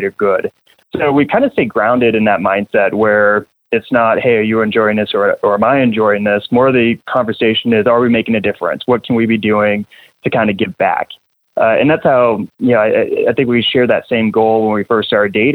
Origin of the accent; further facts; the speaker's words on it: New Hampshire, United States; now in Wichita, United States; I'm from New England, by the way. So, you know, I kind of grew up in back of the bar that my mom would bartend